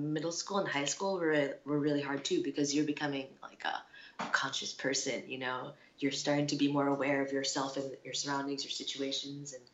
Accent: New Jersey, United States; moved away; also born or lived in Chicago, Illinois / Japan; I was born in Chicago, but I was basically raised in New Jersey

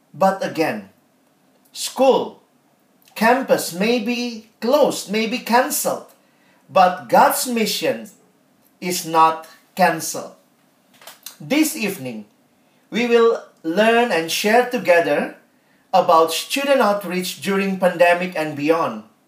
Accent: Indonesia; I'm from Indonesia

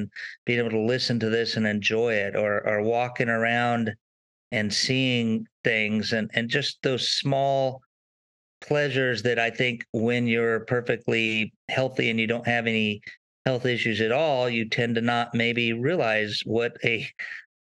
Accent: Southern California, United States; I grew up in Southern California

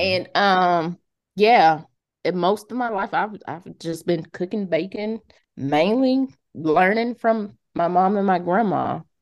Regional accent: Montgomery, Alabama, United States; I'm originally from Montgomery.

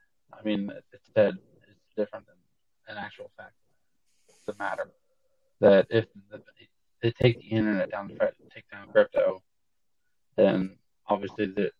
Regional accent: South Carolina, United States; We're both from South Carolina.

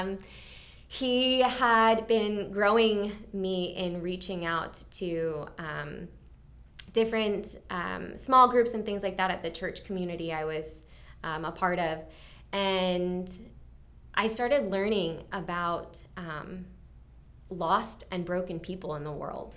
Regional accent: Mount Airy, Maryland, United States; also born or lived in Clarksburg, Maryland; So, I grew up, um, in Clarksburg for the very, like, young, young years of my life, and then we moved, um, to Mount Airy.

